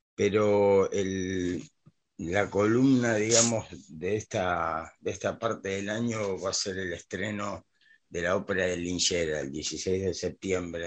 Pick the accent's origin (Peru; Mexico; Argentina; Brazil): Argentina; Buenos Aires; Yo soy porteño, nací en Buenos Aires